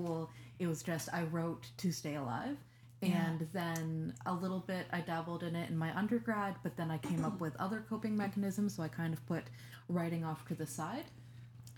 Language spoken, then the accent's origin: English; Grand Manan, New Brunswick, Canada; So I grew up in a really small rural fishing village. I grew up in Grimmanan.